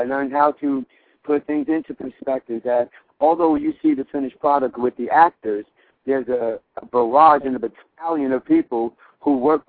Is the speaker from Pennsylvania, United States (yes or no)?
no; Hollywood, California, United States; So within the context of growing up in Hollywood in the 1970s, I was very fortunate with my theater background to work with an ensemble cast who were first-class, first-rate men and women.